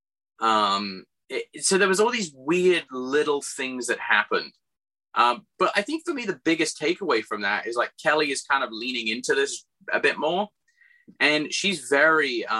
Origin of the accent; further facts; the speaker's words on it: England, United Kingdom; moved away; my best friend who I grew up with in England